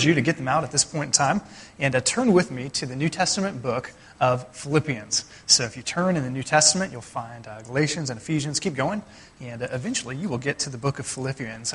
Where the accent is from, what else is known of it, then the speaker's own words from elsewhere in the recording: United States; as American Christians